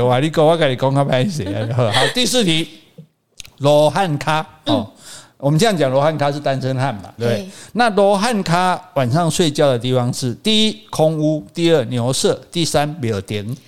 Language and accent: Chinese; Taiwan